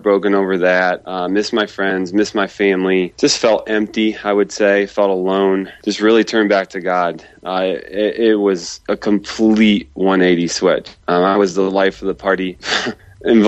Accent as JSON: {"language": "English", "region": "Midwest", "country": "United States", "said": "I'm from the Midwest in America"}